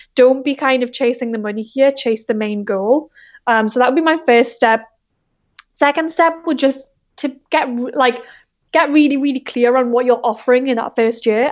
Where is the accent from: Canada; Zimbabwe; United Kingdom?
United Kingdom; England; moved away as an adult; now in South Bay, United States; I'm originally from England, but I've been in the States for, like, four years now.